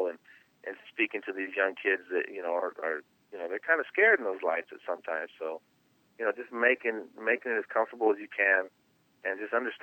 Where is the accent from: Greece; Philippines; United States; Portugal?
United States; San Francisco Bay Area, California; I grew up in the Bay Area